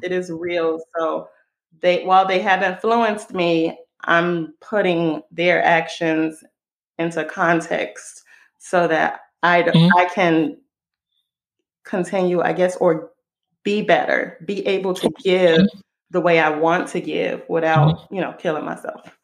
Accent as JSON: {"language": "English", "country": "Israel", "tie": "born or raised there", "moved": "as an adult", "lives_now": "United States", "said": "I live in the US. I was born and raised in Israel. I moved over here when I was 19."}